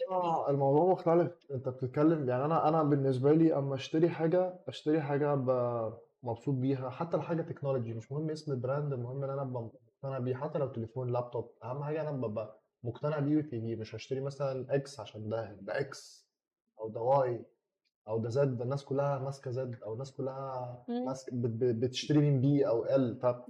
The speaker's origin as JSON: {"language": "Arabic", "country": "Egypt", "said": "راجع مصر"}